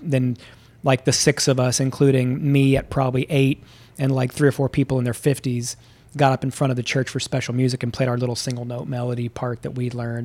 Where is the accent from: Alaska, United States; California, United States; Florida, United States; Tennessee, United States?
Tennessee, United States; Memphis; moved away; also born or lived in Houston, Texas; I grew up in the South. I grew up in, uh, Memphis and then in Houston